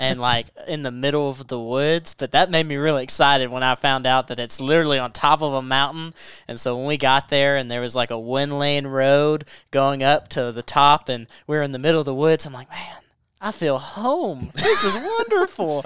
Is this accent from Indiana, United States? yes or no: no; Western Kentucky, United States; I'm from Western Kentucky, um, so pretty much the middle of the woods.